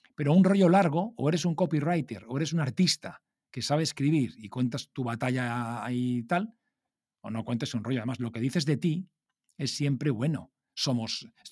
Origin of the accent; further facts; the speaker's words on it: Alicante, Valencian Community, Spain; como yo soy de Alicante